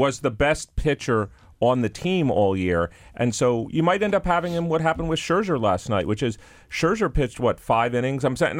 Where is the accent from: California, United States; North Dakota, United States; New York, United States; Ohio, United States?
New York, United States; I'm from New York